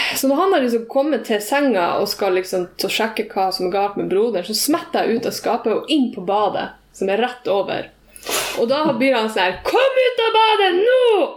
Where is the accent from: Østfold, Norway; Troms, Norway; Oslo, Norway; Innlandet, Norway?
Troms, Norway; Tromsø; jeg sier jeg er fra Tromsø, men jeg har blitt vokst opp i Ramfjorden, som er 20 minutter unna Tromsø